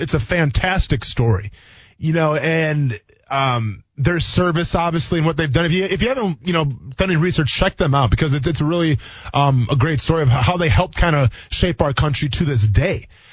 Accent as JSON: {"language": "English", "region": "Wisconsin", "country": "United States", "tie": "born or raised there", "said": "growing up in Wisconsin"}